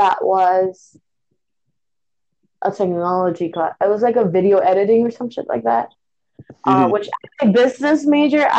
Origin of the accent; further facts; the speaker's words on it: Puerto Rico; moved away; I grew up in Puerto Rico. We have a different academic system.